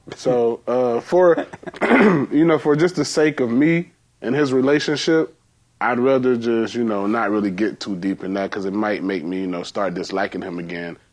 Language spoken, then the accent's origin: English; Georgia, United States; I'm from Georgia, so we have cotton fields.